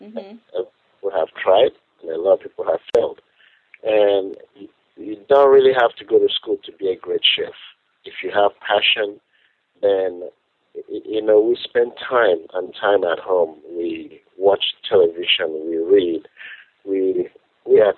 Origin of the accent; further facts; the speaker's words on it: Nigeria; moved away as an adult; now in United States; I'm from Nigeria originally